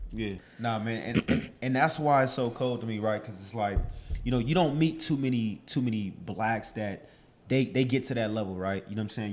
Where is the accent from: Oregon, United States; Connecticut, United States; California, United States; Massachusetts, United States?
California, United States; Los Angeles; also born or lived in Chicago, Illinois; from Chicago, born and raised in Silmar, California